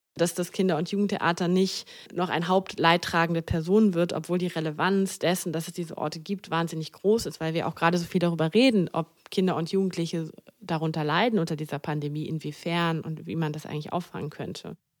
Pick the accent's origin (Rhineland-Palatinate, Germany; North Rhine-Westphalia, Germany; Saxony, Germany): North Rhine-Westphalia, Germany; Düsseldorf; moved away as an adult; also born or lived in Mannheim; Ich bin ja auch gebürtige Düsseldorferin und hier ist meine Familie